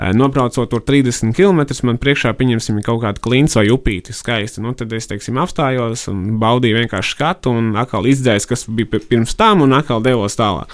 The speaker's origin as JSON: {"language": "Latvian", "town": "Rucava", "region": "South Kurzeme Municipality", "country": "Latvia", "tie": "born or raised there", "also_born_or_lived": "Riga", "moved": "as an adult", "said": "Rucavā es esmu audzis līdz 18, audzis un dzīvojis mm, līdz 18 gadiem."}